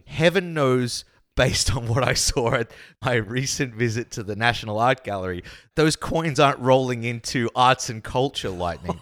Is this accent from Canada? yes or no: no; Australia; accent: Australian; now in Copenhagen, Denmark; my Australian accent